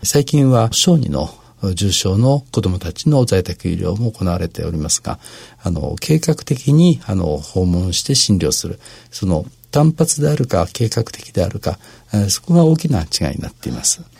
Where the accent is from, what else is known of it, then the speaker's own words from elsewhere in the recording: Shizuoka, Japan; moved away as an adult; now in Tokyo, Japan; 小中高と、あの、静岡で過ごしておりまして